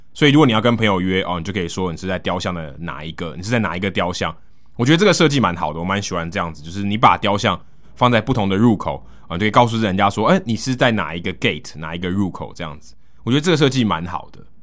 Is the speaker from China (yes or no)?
no; Taiwan; 他因为看到我是从台湾来的